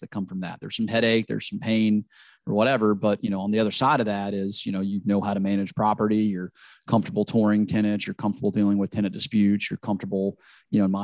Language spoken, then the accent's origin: English; Louisiana, United States; I'm from Louisiana